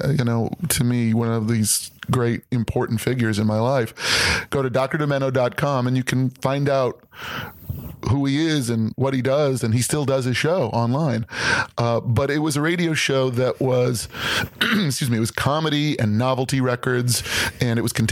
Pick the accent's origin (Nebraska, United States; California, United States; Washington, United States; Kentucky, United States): California, United States; Los Angeles; moved away as an adult; also born or lived in Atlanta / New York; I grew up in West